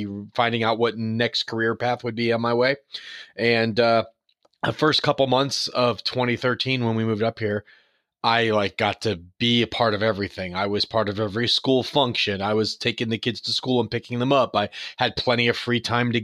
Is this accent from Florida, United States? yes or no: yes; St. Petersburg, Florida, United States; born or raised there; also born or lived in New York